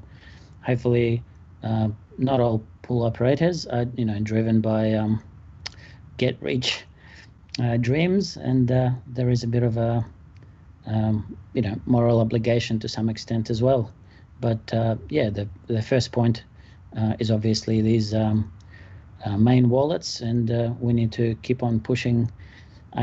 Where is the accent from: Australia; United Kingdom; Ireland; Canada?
Australia; Melbourne, Victoria; I am from Melbourne, Australia.